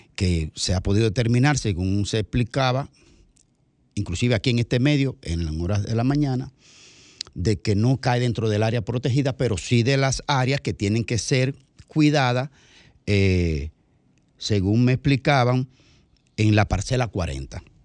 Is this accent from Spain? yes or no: no; Bahoruco, Dominican Republic; Yo que soy de la línea fronteriza también